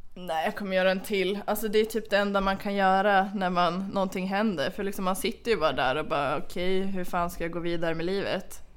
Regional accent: Sweden; jag är från Sverige

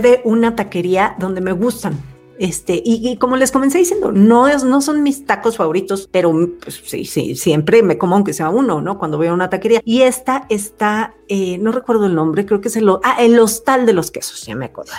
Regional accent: Mexico City, Mexico; como buena chilanga

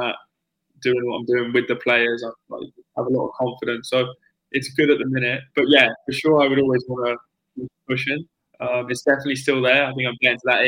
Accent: England, United Kingdom; moved away as an adult; now in United States; being an English player and playing professional

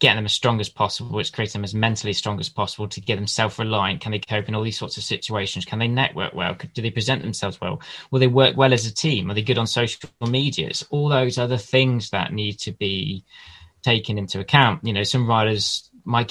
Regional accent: Lichfield, West Midlands, United Kingdom; I grew up in the Midlands with Lichfield City Cycling Club

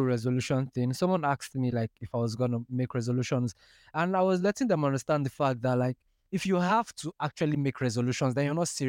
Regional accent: Port Harcourt, Rivers State, Nigeria; I say, me and I grew up in Port Harcourt. They say, oh, you speak like you're from the UK. I won't believe you're from Nigeria.

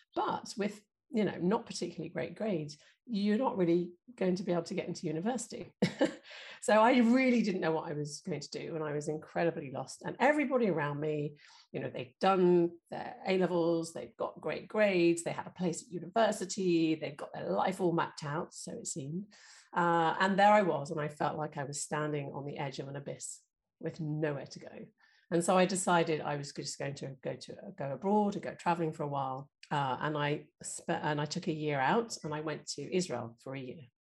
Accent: London, United Kingdom; growing up in North London

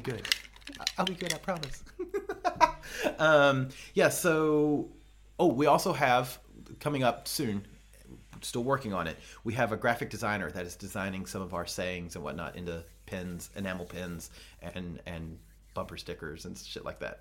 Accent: the South, United States; I'm from the South, and in the South, we have thangs, not things.

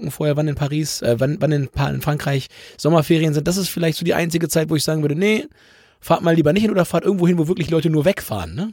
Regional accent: Germany; wir kommen ja aus dem Grenzgebiet zu Nordrhein-Westfalen

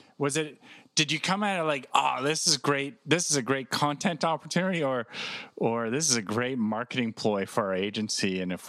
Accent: Eastern Townships, Quebec, Canada; now in Montreal, Canada; I'm originally from the Eastern Townships.

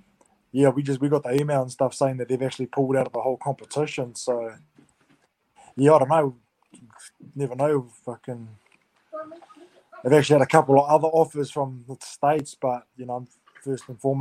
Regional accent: New Zealand; these Kiwi boys are pretty physical at the same time. You know, we've grown up playing rugby at such a young age

